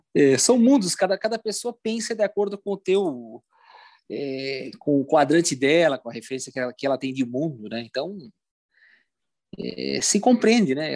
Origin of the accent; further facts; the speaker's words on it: Brazil; sou do Brasil